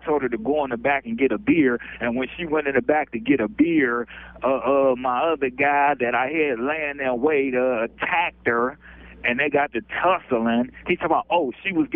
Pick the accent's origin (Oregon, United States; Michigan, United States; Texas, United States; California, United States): Michigan, United States; Detroit; I'm from Detroit, Michigan